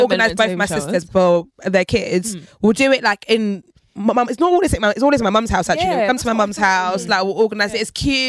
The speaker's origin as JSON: {"language": "English", "country": "Nigeria", "said": "I'm too Nigerian for that. I can't even lie."}